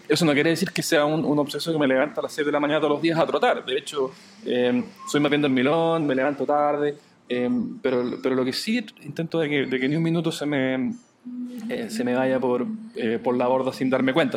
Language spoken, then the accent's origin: Spanish; Chile